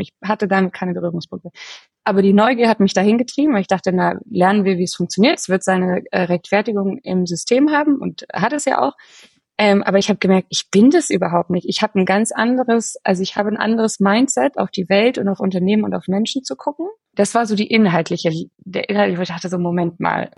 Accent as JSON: {"language": "German", "region": "Bavaria", "country": "Germany", "tie": "born or raised there", "said": "ich bin in Bayern aufgewachsen, aber ich habe eine, auch noch eine österreichische Seele. Ähm, da kommt meine Familie her"}